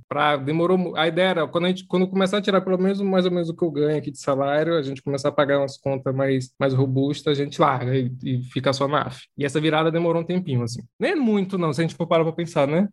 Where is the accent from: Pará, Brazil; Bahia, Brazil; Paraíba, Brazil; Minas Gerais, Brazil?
Bahia, Brazil; Serrinha; moved away as an adult; now in São Paulo, Brazil; sou da Serrinha, interior da Bahia.